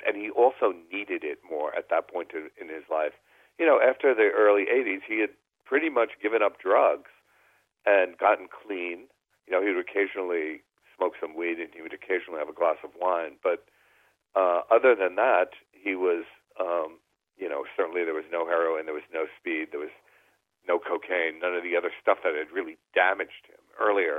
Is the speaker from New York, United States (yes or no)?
yes; New York, United States; I grew up in New York and I was a kid at the time